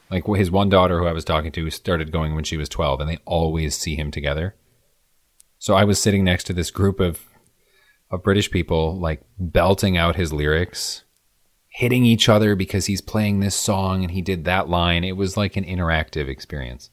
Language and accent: English; Midwest, United States; I'm from the Midwest